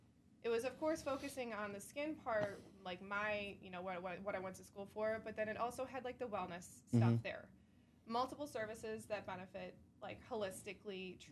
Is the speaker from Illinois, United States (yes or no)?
yes; Chicago, Illinois, United States; I'm from around the area. I'm from the suburbs of Chicago.